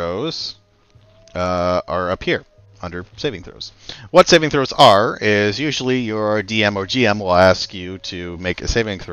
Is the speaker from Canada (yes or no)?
yes; Canada; We're Canadian